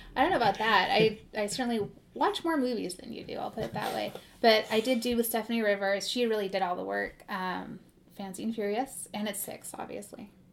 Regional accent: Modesto, California, United States; I'm from Modesto

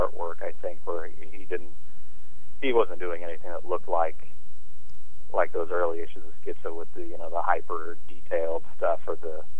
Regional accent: Kansas, United States; moved away; also born or lived in western Illinois / Chicago; I'm from Kansas originally

